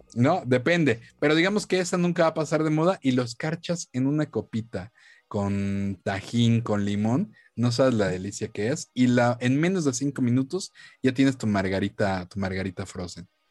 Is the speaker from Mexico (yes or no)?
yes; Mexico; aquí como mexicanos